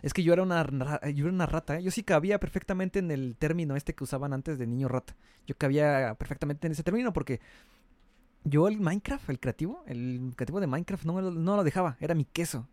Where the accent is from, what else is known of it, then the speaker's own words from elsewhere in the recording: Mexico; soy de México, y pues aquí ya sabes que aquí hay varios lugares arqueológicos bonitos